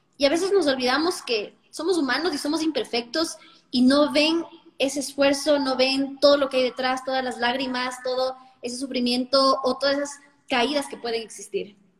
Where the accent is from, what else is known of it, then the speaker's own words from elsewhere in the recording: Ecuador; moved away; also born or lived in Santo Domingo; mi país